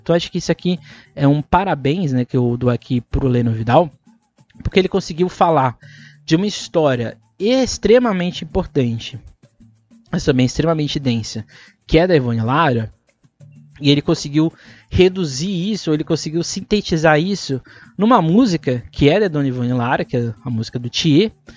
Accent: São Paulo, Brazil; para nós que somos de São Paulo

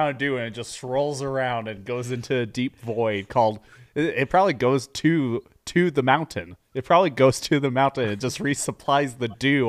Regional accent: Australia; I am Australian.

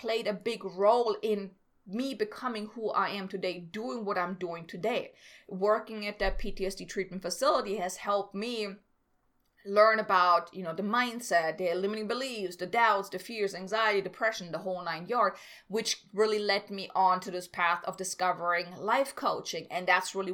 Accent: Germany; moved away as an adult; I'm from Germany. I came here

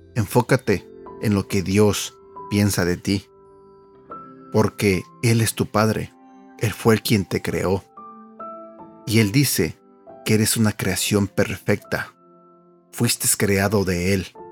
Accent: Mexico; now in United States; En México, de donde yo soy

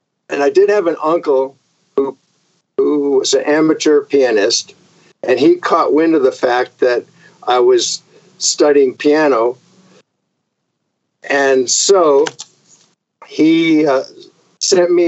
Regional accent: Vermont, United States; also born or lived in Connecticut; I was born in Connecticut. We moved to Vermont when I was 4 years old.

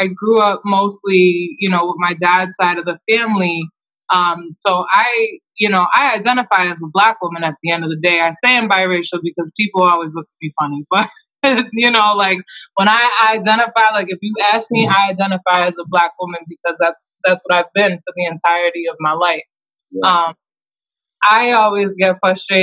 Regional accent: Taunton, Massachusetts, United States; also born or lived in Brockton, Massachusetts; I was raised in Taunton, Massachusetts

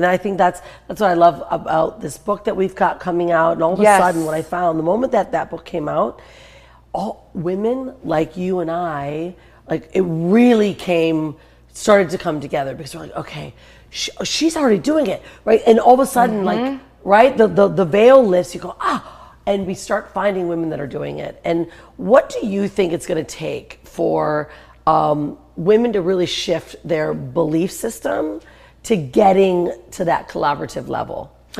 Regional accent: Detroit, Michigan, United States; So I'm like from Detroit

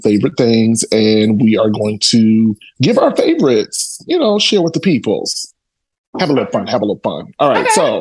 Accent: Chicago, Illinois, United States; I am a Chicagoan to the core

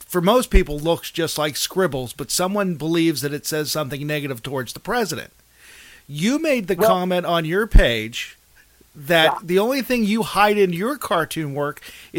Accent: Mars, Pennsylvania, United States; moved away; I grew up in Mars, Pennsylvania.

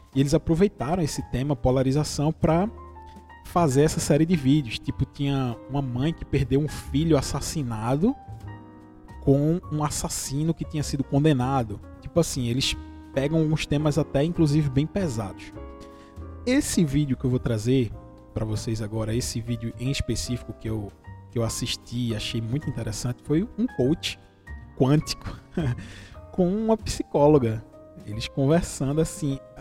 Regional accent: interior of Pernambuco, Brazil; Eu sou do interior de Pernambuco, você que está ouvindo aí esse sotaque maravilhoso

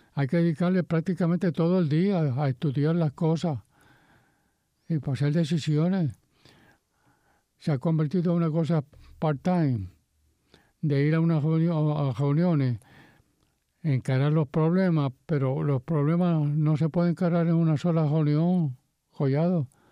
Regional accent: Puerto Rico; Nosotros somos puertorriqueños y somos latinos.

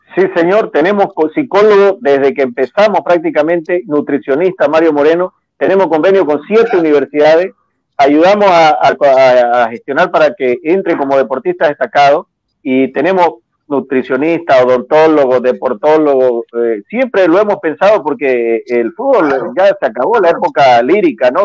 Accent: Bolivia; also born or lived in Mexico

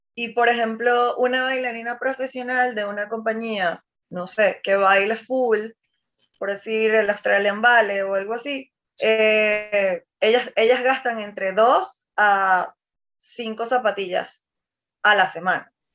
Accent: Maracaibo, Zulia, Venezuela; yo que vengo del interior, que yo, o sea, que soy de Maracaibo, que además es eh, un, o sea, Zulia es un estado

